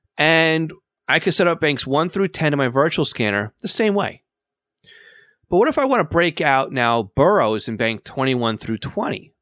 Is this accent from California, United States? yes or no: no; Long Island, New York, United States; accent: Long Island; I live here on Long Island